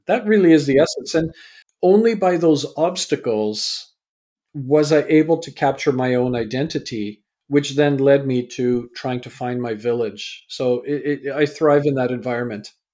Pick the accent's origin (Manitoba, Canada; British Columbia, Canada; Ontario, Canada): British Columbia, Canada; Vancouver; also born or lived in England; I was born in England, raised in Canada.